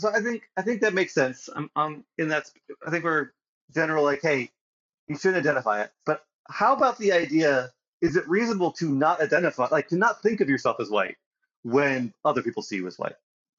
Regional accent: United States; I identify as American, but I don't identify as being white.

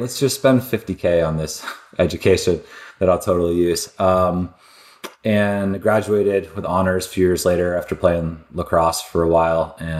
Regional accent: Glen Cove, New York, United States; I'm the oldest of four. I grew up on Long Island, New York in a little city called Glen Cove.

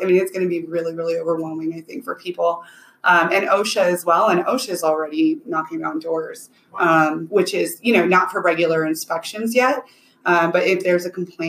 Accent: Colorado, United States; I grew up in Colorado

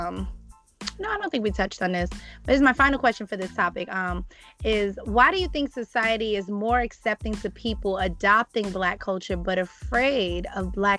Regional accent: New York City, New York, United States; I'm from the Bronx

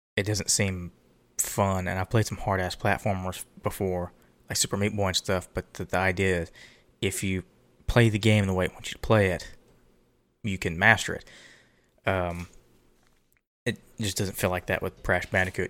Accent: Texas, United States; We, we're from Texas.

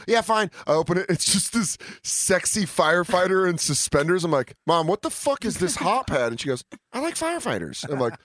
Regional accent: Florida, United States; I'm from Florida

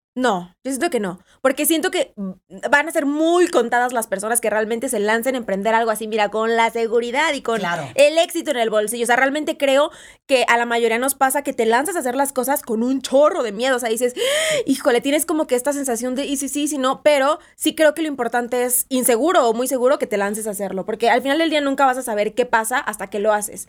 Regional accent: Veracruz, Mexico; yo soy de Veracruz, orgullosamente jarocha.

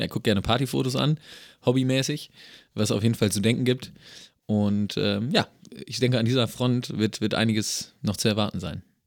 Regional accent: Germany

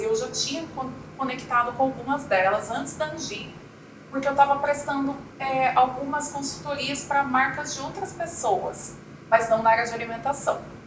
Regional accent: Coxim, Mato Grosso do Sul, Brazil; moved away as an adult; also born or lived in Campo Grande / São Gabriel do Oeste; eu nasci em Campo Grande, mas uhum. eu cresci no interior. Então eu cresci em Coxim, São Gabriel, e em Coxim

